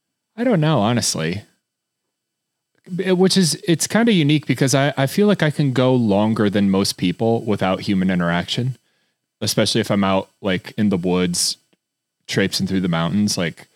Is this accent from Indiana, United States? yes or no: yes; Fort Wayne, Indiana, United States; I grew up in Northern Indiana in a small town called Fort Wayne.